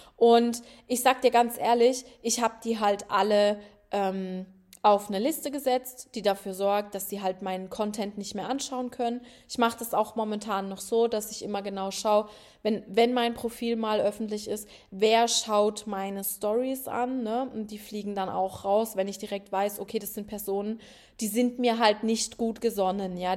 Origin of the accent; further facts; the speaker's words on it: Rhineland-Palatinate, Germany; moved away; ich komme ja aus einem Dorf, ne, der Felsenland, äh, Rheinland-Pfalz